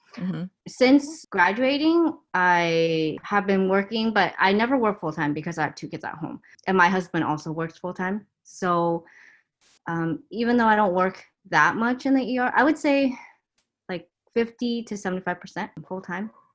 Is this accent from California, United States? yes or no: yes; Torrance, California, United States; also born or lived in Taiwan; we moved to Torrance, where I spent all my childhood there